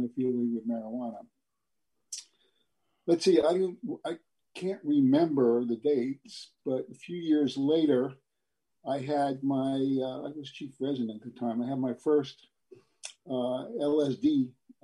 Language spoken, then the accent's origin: English; New York City, New York, United States; I was born and raised in New York City